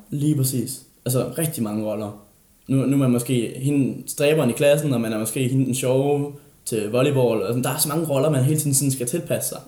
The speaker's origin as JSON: {"language": "Danish", "area": "Funen", "region": "Southern Denmark", "country": "Denmark", "moved": "yes", "said": "jeg har været på Fyn, og jeg har været hjemme"}